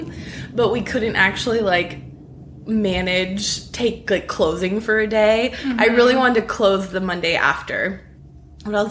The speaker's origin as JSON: {"language": "English", "region": "California", "country": "United States", "tie": "born or raised there", "moved": "as an adult", "lives_now": "Nashville, United States", "said": "I'm from California."}